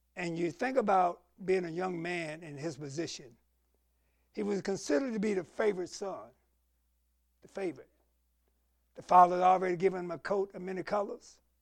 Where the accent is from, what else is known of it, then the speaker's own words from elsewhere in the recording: the Carolinas, United States; we're growing up in the Carolinas